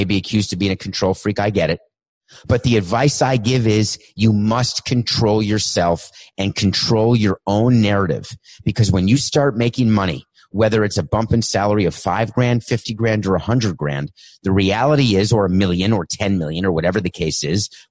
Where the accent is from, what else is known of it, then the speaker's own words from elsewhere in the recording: New York City, New York, United States; also born or lived in Milwaukee, Wisconsin; I grew up in Milwaukee for a few years, then New York City